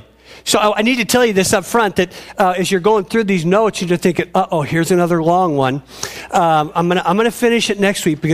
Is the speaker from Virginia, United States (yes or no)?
no; Robinwood, Oregon, United States; moved away as an adult; also born or lived in Willamette, Oregon; where I lived in this little place called Robinwood, where I grew up.